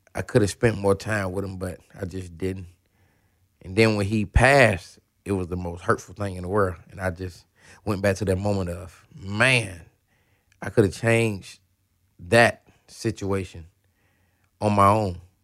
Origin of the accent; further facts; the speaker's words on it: Atlanta, Georgia, United States; I'm from Atlanta.